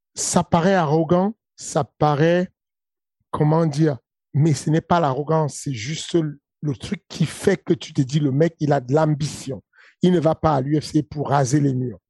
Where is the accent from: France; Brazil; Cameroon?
Cameroon; accent: Cameroonian; je prends mon accent du Cameroun